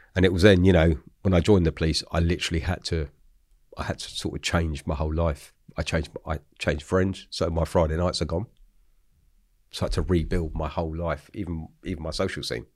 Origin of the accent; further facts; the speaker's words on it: London, United Kingdom; I grew up in Hackney, so Hackney, East London.